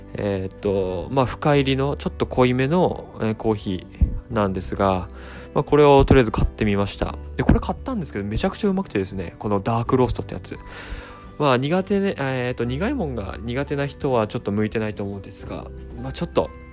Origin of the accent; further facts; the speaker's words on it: Tokyo, Japan; 僕一応東京生まれ東京育ちではあるんですが